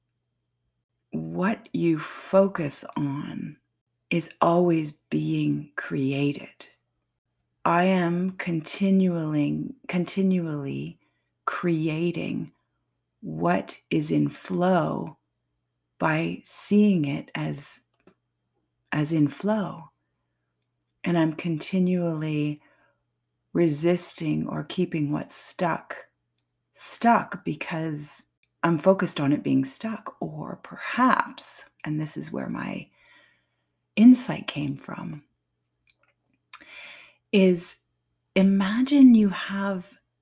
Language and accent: English; Canada; I'm French Canadian